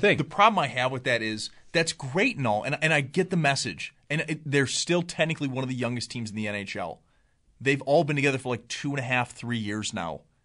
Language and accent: English; Cheektowaga, New York, United States; I was born and raised there